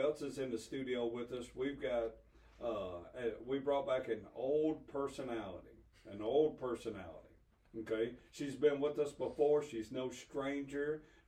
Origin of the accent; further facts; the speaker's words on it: the South, United States; born and raised in the South